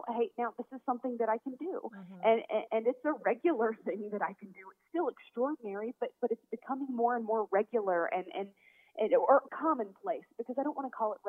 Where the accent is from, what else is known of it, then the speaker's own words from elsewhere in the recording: Tallahassee, Florida, United States; moved away as an adult; also born or lived in Atlanta; my hometown in Tallahassee